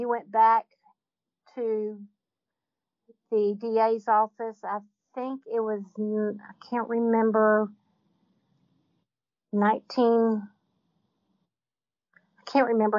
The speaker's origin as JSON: {"language": "English", "town": "Brunswick", "region": "Georgia", "country": "United States", "tie": "born or raised there", "said": "I grew up in Brunswick, Georgia"}